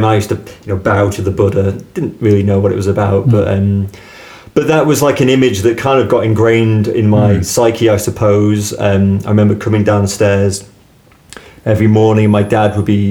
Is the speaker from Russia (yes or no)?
no; Douglas, Isle of Man; accent: Manx; moved away as an adult; also born or lived in Lampeter, Wales / Bristol / Falmouth, Cornwall; I was brought up in Douglas